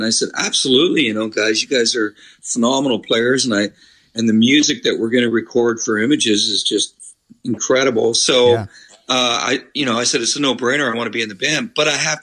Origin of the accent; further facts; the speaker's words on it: Midland, Ontario, Canada; I grew up in Midland